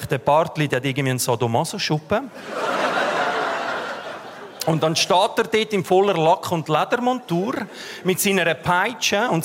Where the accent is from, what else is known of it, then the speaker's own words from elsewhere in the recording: Switzerland; Ich bin Schweizer.